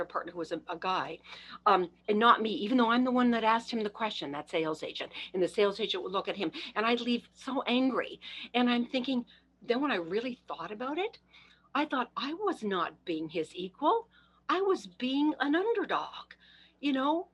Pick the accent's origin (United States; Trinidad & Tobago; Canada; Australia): Canada; I'm Canadian